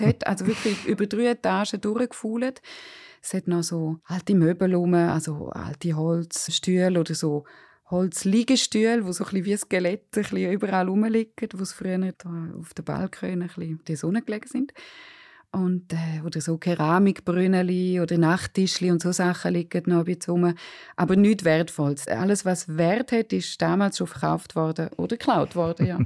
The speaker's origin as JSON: {"language": "German", "town": "Surrein", "region": "Graubünden", "country": "Switzerland", "tie": "born or raised there", "said": "als ich in den 80er und 90er Jahren in Surain aufgewachsen bin"}